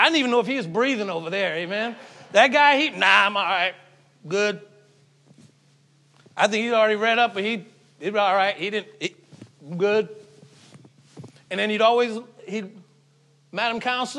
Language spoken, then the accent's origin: English; Falmouth, Massachusetts, United States; also born or lived in Mashpee, Massachusetts; I grew up in Falmouth, in Mashpee